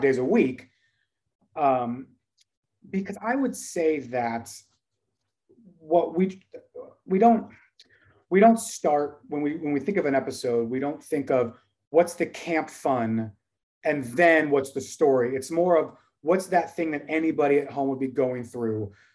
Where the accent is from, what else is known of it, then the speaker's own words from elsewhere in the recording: Dallas, Texas, United States; we are from Dallas